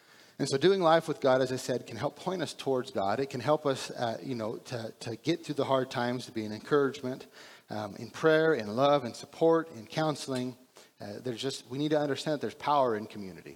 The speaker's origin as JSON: {"language": "English", "region": "Texas", "country": "United States", "said": "we're from Texas"}